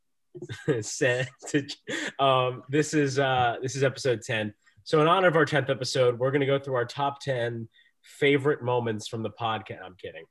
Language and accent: English; New Jersey, United States; My hometown school of Rutgers my home state school of Rutgers